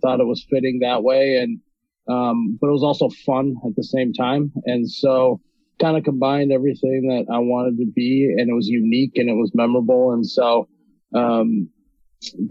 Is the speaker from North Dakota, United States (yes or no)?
yes; Fargo, North Dakota, United States; I'm from Fargo. I'm born and raised in Fargo, North Dakota